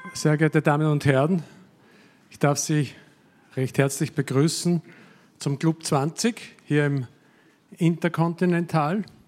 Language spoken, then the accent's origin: German; Austria; Ich bin ein überzeugter Patriot als Österreicher